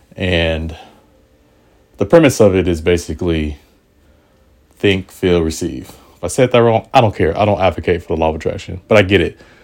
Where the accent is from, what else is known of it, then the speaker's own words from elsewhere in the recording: Portland, United States; Portland is my hometown